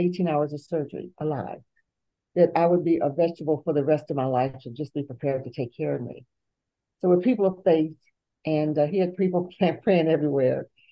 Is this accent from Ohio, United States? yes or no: no; Bluefield, West Virginia, United States; born or raised there; also born or lived in Pittsburgh, Pennsylvania; now in Athens